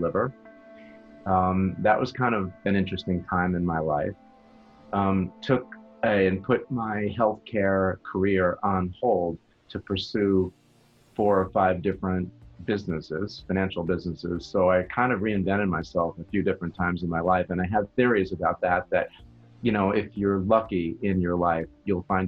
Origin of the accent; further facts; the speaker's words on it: Long Island, New York, United States; moved away as an adult; also born or lived in Boston / Cleveland; now in South Florida, United States; I grew up in New York on Long Island